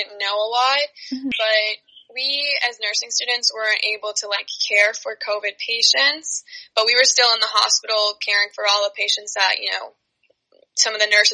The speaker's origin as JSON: {"language": "English", "area": "Long Island", "region": "New York", "country": "United States", "said": "we're from Long Island"}